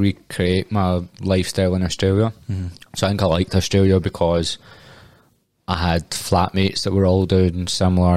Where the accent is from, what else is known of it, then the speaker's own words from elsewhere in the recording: Glasgow, Scotland, United Kingdom; I'm from Glasgow